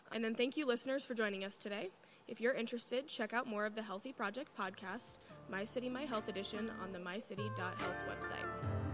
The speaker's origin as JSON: {"language": "English", "town": "Cedar Rapids", "region": "Iowa", "country": "United States", "said": "I'm from Cedar Rapids, so it's close"}